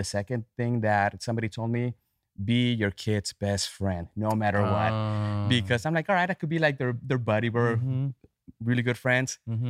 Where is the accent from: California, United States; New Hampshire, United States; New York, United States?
California, United States; growing up in California